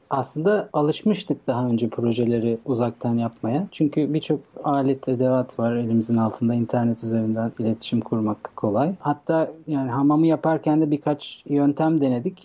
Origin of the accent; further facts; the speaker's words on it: Bursa, Turkey; now in Istanbul, Turkey; ben Bursalıyım.